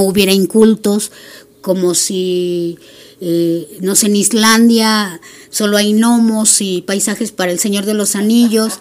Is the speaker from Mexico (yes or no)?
yes; Mexico; como buena mexicana